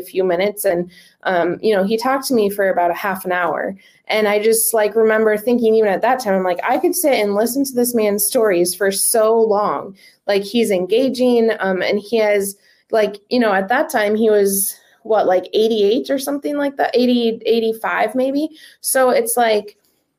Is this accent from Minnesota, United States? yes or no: yes; Minnesota, United States; I was born and raised in Minnesota.